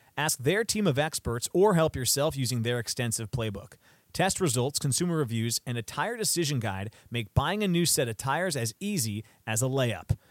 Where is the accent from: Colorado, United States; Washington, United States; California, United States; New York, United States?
Washington, United States; Seattle; I grew up in Seattle